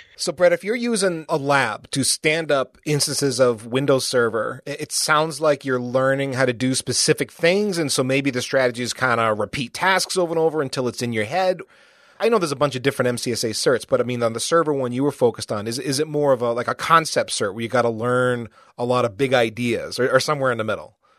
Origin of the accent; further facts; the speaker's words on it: United States; as an American